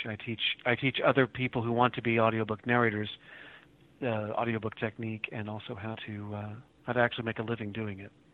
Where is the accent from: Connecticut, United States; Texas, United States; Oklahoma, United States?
Oklahoma, United States; Oklahoma City; also born or lived in Moore, Oklahoma; I grew up in Oklahoma City and in Moore, Oklahoma, just south, south of the city, and went to school down here